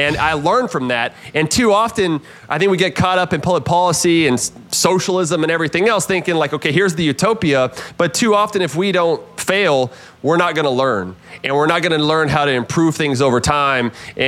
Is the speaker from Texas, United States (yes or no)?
yes; South Houston, Texas, United States; growing up in South Houston, Texas, to my parents getting divorced when I was young, single mom, kind of low income, poverty, really